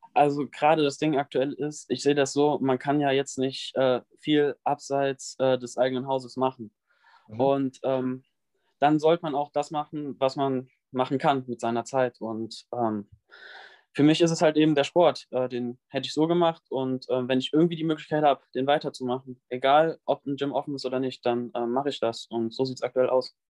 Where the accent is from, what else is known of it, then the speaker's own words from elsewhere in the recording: near Bonn, North Rhine-Westphalia, Germany; ich komme aus der Nähe von Bonn